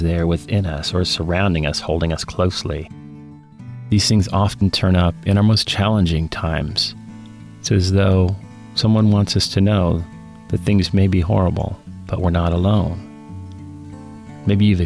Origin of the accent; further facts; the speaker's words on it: United States; I'm an American